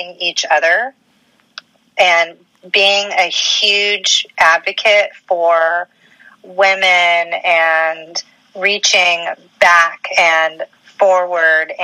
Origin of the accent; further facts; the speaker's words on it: Memphis, Tennessee, United States; moved away; I am from the South originally. I'm from Memphis.